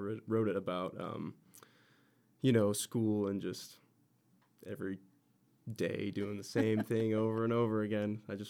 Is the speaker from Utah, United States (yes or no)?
yes; Utah, United States; born and raised in Utah.